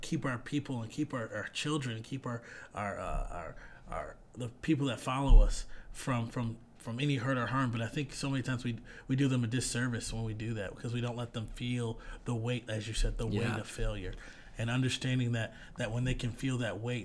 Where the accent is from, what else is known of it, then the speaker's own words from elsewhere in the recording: Detroit, Michigan, United States; D-Town, we love it. That's my hometown